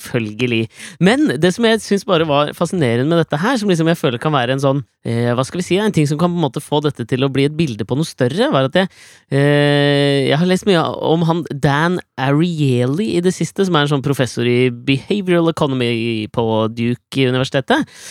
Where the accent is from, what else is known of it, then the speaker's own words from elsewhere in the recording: Norway; jeg er norsk